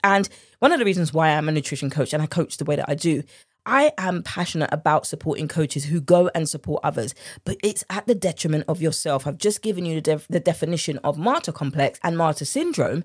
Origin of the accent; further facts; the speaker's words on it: United Kingdom; accent: British; my British accent